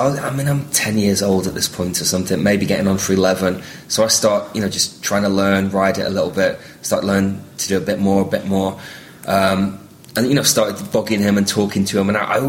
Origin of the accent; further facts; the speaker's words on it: Southport, North West England, United Kingdom; also born or lived in Liverpool; Now, this is in Southport in Lancashire, in the northwest of England, where I grew up. I was born in Liverpool, but grew up just to the north in Lancashire, which is where my dad was from.